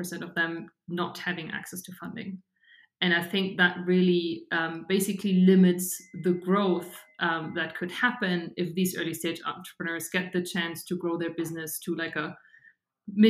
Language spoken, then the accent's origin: English; Regensburg, Bavaria, Germany; now in Munich, Germany; I grew up in Regensburg.